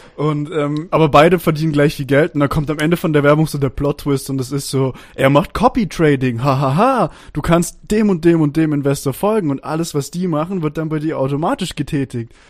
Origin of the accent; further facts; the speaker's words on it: Stuttgart, Baden-Württemberg, Germany; moved away as an adult; now in Austria; ich bin Schwabe, so, ich bin in Stuttgart geboren und in Baden-Württemberg aufgewachsen, Großteil meines Lebens.